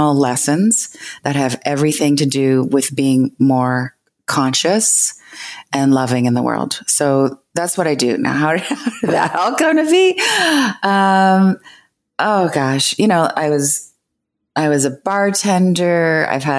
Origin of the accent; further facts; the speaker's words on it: Canada; I'm Canadian